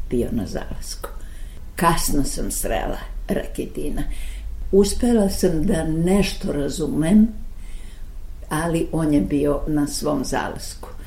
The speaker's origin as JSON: {"language": "Croatian", "town": "Belgrade", "country": "Serbia", "tie": "born or raised there", "also_born_or_lived": "Zagreb / Sarajevo / Novi Sad", "said": "mi smo došli u Beograd 33. godine, ja se osjećam na neki način Beograđanko. I vrlo mnogo, kad bih mogla da biram, bih rekla da sam Vojvođa"}